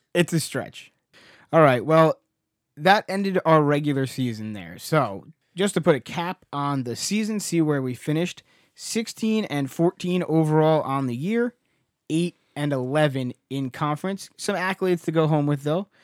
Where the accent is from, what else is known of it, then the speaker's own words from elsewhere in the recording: New Jersey, United States; We're from New Jersey.